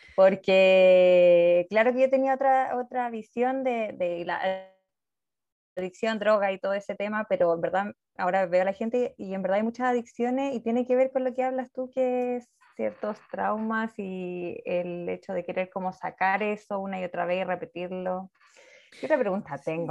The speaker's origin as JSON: {"language": "Spanish", "country": "Chile", "said": "yo soy de Chile"}